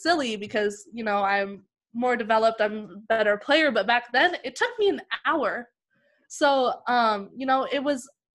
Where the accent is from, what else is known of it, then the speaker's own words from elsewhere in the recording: Vancouver, British Columbia, Canada; also born or lived in Prince George, British Columbia / United States / Langley, British Columbia; I was born in Vancouver. I then lived in like the Lower Mainland for a while